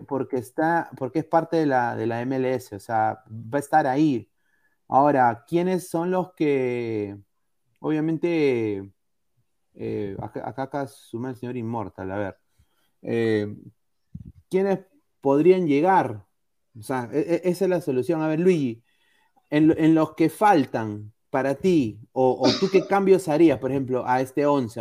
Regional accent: Peru; es donde yo nací, en mi patria.

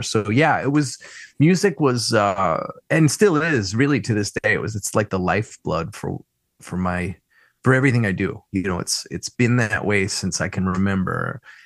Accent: Philadelphia, Pennsylvania, United States; I grew up in Roxborough

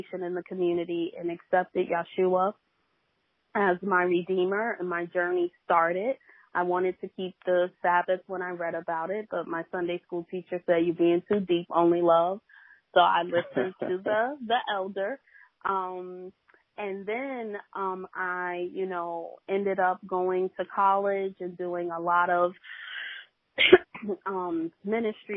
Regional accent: New York City, New York, United States; also born or lived in Harlem, New York; I was born in East New York, Brooklyn, but live in Harlem now.

